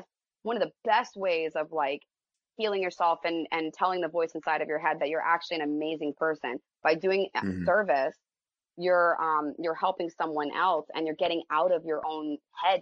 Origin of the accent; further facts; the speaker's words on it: United States; I'm American, love America